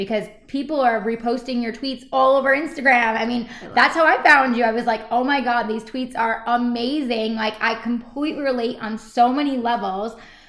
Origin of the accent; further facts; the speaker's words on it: New York, United States; accent: New York; There's my New York accent.